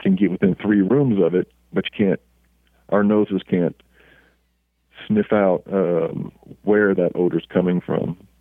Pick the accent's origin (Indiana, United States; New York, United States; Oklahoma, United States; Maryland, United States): Oklahoma, United States; moved away as an adult; also born or lived in Altus Air Force Base, Oklahoma / Los Angeles, California; we lived in Oklahoma uh, all through my uh, elementary, junior high, high school, and college um, career